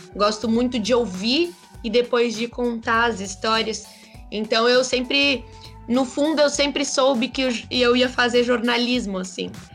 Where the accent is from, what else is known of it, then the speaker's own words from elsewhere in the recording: Brazil; Somos brasileiros